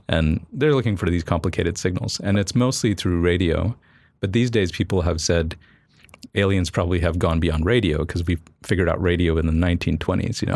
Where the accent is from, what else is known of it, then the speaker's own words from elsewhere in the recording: Cocoa Beach, Florida, United States; moved away; I grew up in Florida